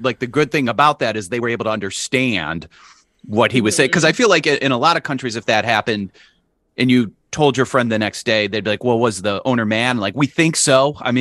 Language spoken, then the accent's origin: English; Cleveland, Ohio, United States; I'm from Cleveland